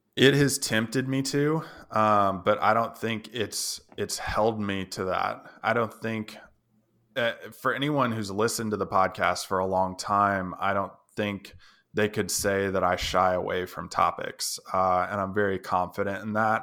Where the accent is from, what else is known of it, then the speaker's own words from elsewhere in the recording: Tennessee, United States; I'm from Tennessee, just visiting out here